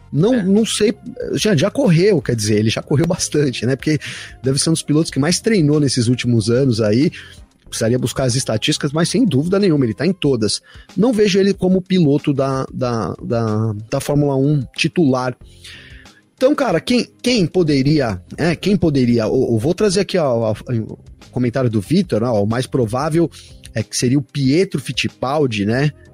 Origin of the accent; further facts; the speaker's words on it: Brazil; eu sou brasileiro